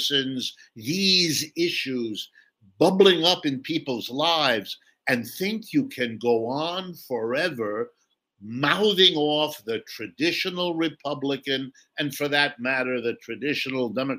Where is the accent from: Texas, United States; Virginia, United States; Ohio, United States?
Ohio, United States; I've lived in the United States all my life. I've worked here all my life. I was born in Ohio, right in the middle of the country